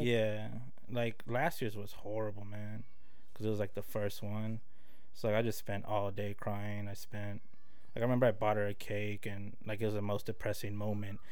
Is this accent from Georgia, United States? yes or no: no; Tulsa, Oklahoma, United States; born or raised there; also born or lived in Los Angeles, California